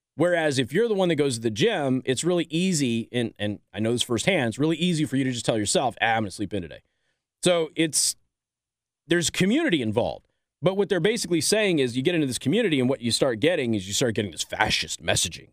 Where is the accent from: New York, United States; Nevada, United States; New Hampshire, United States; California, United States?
Nevada, United States; Las Vegas; I'm from Vegas